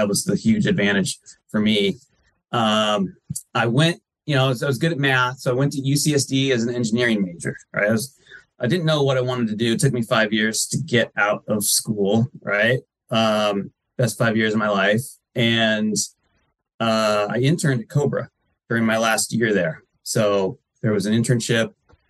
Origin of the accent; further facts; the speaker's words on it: Northern California, United States; growing up in Northern California, I started playing golf probably when I was 12 or so